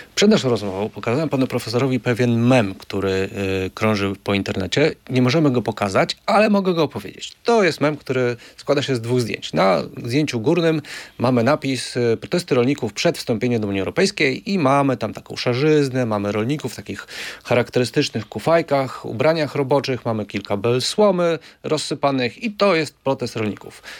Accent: Lublin Voivodeship, Poland; Ja też jestem z Lubelszczyzny. Ja pamiętam, jak moja rodzina jeszcze w latach 80. właśnie, jeżeli było pole do zaorania, no to był koń

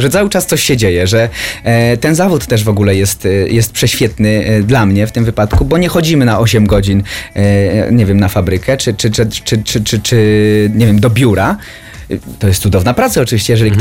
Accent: Niepołomice, Lesser Poland, Poland; jestem spod Krakowa, z Niepołomic

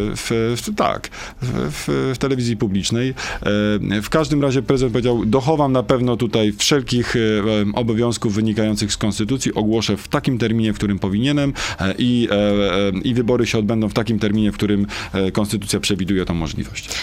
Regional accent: Wieluń, Łódź Voivodeship, Poland; moved away; also born or lived in Sieradz; w moich rodzinnych okolicach, czyli w Wieluniu, w Sieradzu, tam skąd pochodzę

